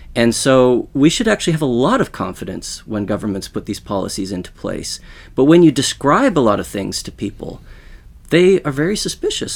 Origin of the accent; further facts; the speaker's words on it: Western Canada, Canada; now in Sweden; I grew up in Western Canada